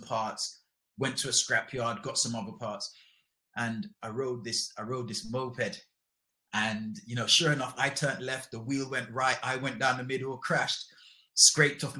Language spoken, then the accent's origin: English; London, United Kingdom; also born or lived in Jamaica; I moved to London to live with my mom.